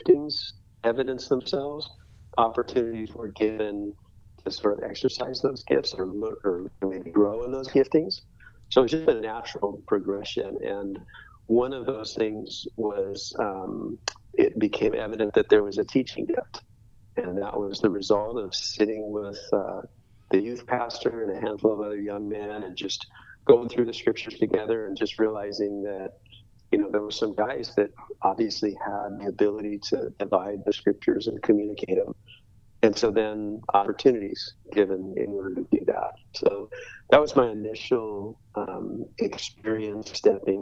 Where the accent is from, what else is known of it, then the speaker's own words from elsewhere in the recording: Orange County, California, United States; moved away as an adult; now in Vero Beach, United States; growing up in Orange County